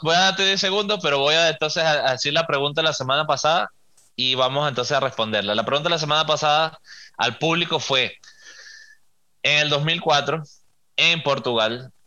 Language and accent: Spanish; Venezuela; soy venezolano